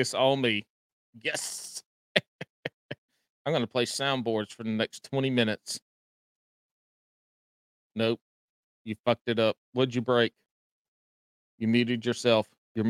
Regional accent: the Carolinas, United States; I'm from the Carolinas.

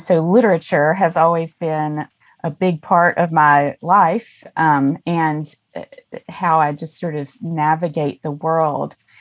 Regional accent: Mississippi, United States; I grew up in Mississippi, deep

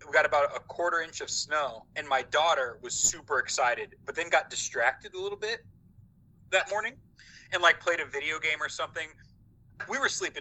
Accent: Southern Indiana, United States; I grew up here in Southern Indiana.

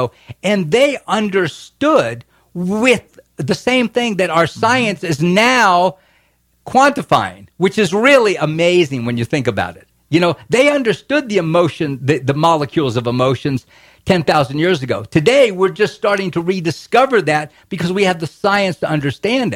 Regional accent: Florida, United States; now in Boston, United States; I grew up in Florida

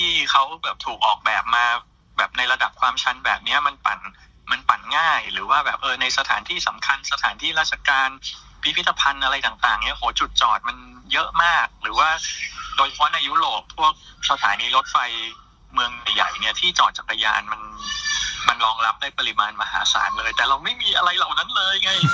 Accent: Thailand

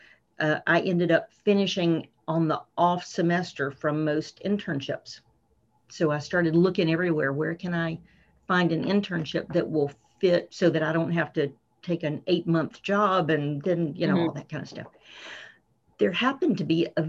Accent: South Carolina, United States; moved away as an adult; now in Prince Rupert, Canada; I am from South Carolina, originally in the southern U.S.

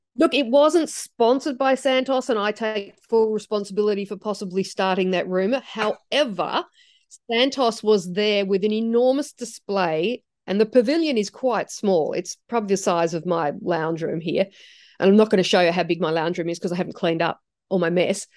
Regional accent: Australia; I've grown up in Australia. This is my home country

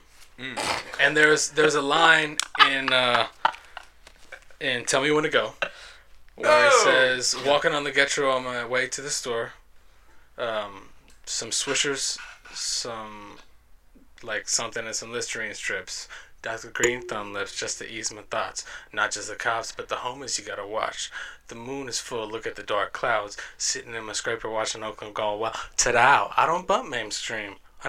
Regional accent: Managua, Nicaragua; born there; I was born in Managua, Nicaragua.

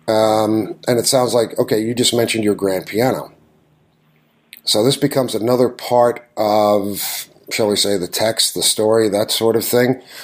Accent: New York, United States; I grew up in New York. I've ridden the A train countless times.

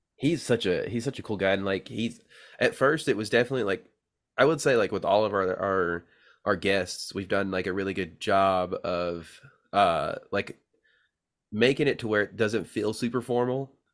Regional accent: Tennessee, United States; it's a little town called Sharpshapel, Tennessee.

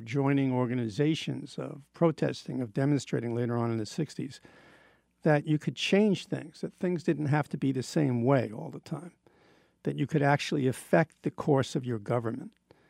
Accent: United States; as a citizen, as an American.

